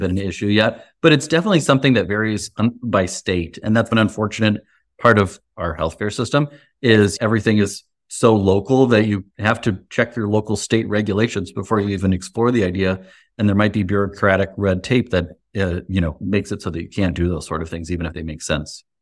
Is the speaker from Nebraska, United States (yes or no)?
yes; Lincoln, Nebraska, United States; I grew up here in Lincoln, Nebraska, which is where my practice is